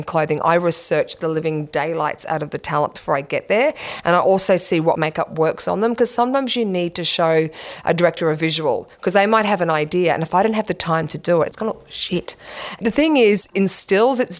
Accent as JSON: {"language": "English", "town": "Brisbane", "region": "Queensland", "country": "Australia", "tie": "born or raised there", "said": "I grew up in Rochdale, Brisbane, on acreage"}